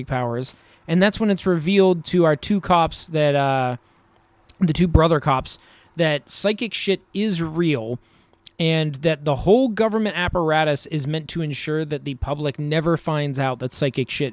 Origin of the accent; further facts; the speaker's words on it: United States; as an American